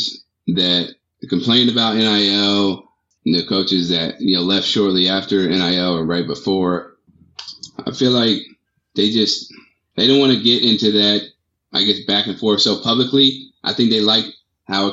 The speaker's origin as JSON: {"language": "English", "town": "Washington", "region": "District of Columbia", "country": "United States", "tie": "born or raised there", "said": "I was born and raised in Washington, D.C."}